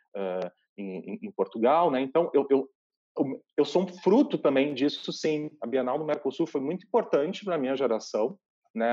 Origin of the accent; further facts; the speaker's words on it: Bento Gonçalves, Rio Grande do Sul, Brazil; also born or lived in Santa Maria, Rio Grande do Sul; Eu nasci uh, em Bento Gonçalves, interior do Rio Grande do Sul, na Serra Gaúcha, e fui estudar em Santa Maria